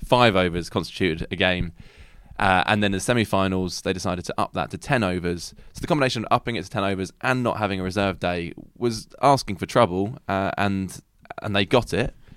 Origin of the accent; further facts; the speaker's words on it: England, United Kingdom; we are English